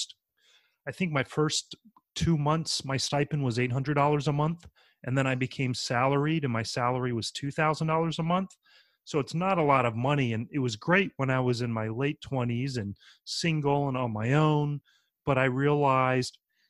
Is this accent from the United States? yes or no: yes; North Carolina, United States; moved away as an adult; now in New Orleans, United States; I grew up in North Carolina